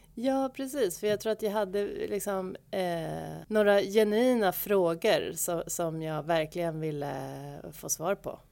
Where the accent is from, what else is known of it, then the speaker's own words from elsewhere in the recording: Stockholm, Stockholm County, Sweden; då flyttade jag tillbaka till Stockholm, som är min hemort